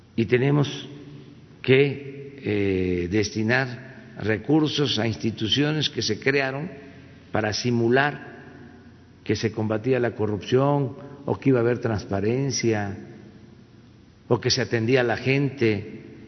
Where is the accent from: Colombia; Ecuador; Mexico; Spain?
Mexico; mi pueblo